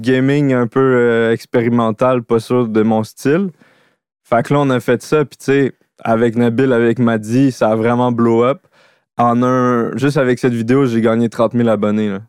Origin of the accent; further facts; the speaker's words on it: Laurentides, Quebec, Canada; moved away as an adult; also born or lived in Montreal / Sainte-Adèle; je viens des Laurentides